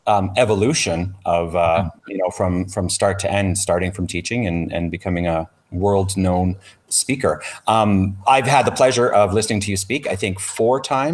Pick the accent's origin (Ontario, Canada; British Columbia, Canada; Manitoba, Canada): Ontario, Canada; now in Alberta, Canada; I grew up in Ontario where we were K to eight, and then we went to high school for nine through grade 13, or OAC, what they called them.